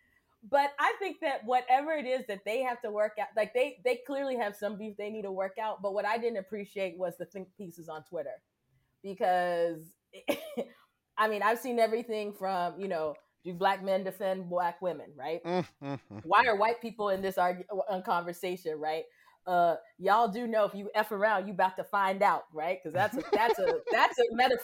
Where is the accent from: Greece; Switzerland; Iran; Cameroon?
Cameroon; I grew up in Cameroon